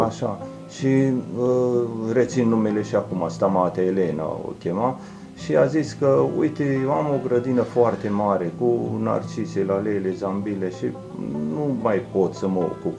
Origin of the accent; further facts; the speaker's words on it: Oituz, Bacău County, Romania; sunt uh, născut în Oituz, crescut tot în Oituz. Uh, am copilărit uh, tot în Oituz